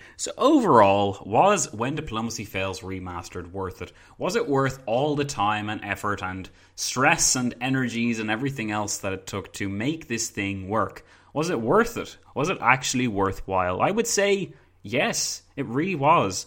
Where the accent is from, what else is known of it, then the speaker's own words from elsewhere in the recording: Ireland; I'm from Ireland.